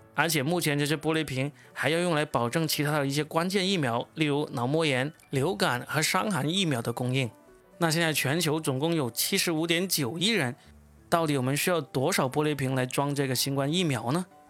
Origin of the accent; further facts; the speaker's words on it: China; 由我们中国人做出来的